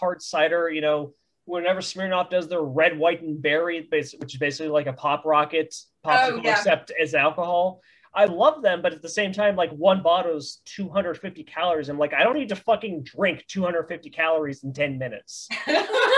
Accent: Florida, United States; born or raised there

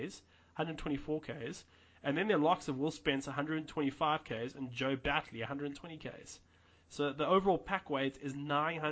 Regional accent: Welkom, Free State, South Africa; also born or lived in Grahamstown; I was born in Welkom

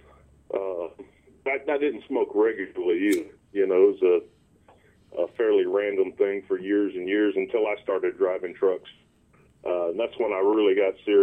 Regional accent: East Texas, United States; also born or lived in South Florida / Garland, Texas; I was born in Texas, side of Garland. I grew up in East Texas, between East Texas and South Florida

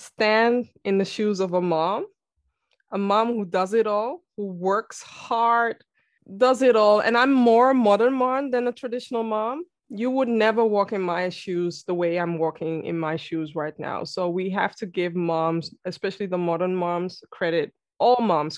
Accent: Amsterdam, North Holland, Netherlands; I am born and raised in Amsterdam, the Netherlands.

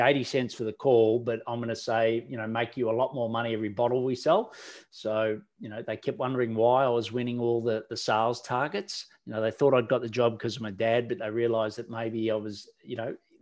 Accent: Melbourne, Victoria, Australia; also born or lived in regional Australia; I am from down under. In Australia, and I was born in regional Australia, so in the country, and did hard yards first 5 years growing up on a farm, and then I moved with my father and his career to the big smoke, to the city

